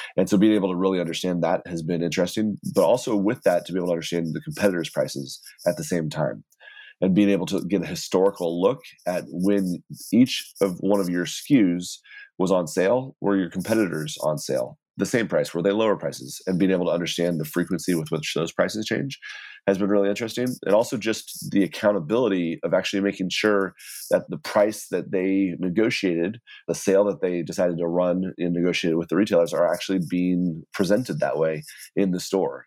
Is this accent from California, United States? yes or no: no; Texas, United States; now in New York City, United States; I grew up in Texas and my entire family's from the Midwest